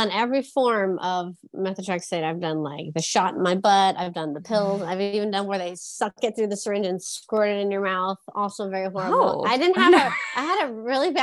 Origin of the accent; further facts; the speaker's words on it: San Diego, California, United States; born and raised in San Diego, California